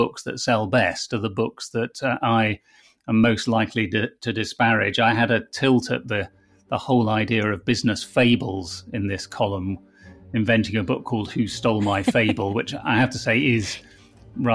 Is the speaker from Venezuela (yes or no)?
no; United Kingdom; which obviously as a Brit I'm formally opposed to.